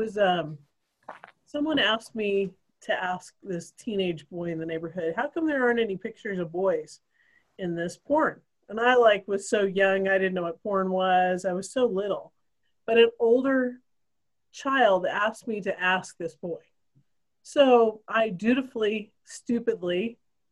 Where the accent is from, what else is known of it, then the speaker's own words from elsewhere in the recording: Idaho, United States; I grew up in Idaho